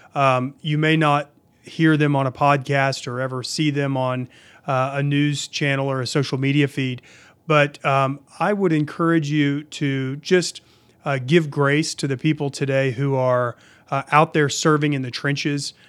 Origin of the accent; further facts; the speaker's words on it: Oklahoma City, Oklahoma, United States; I grew up in Oklahoma City.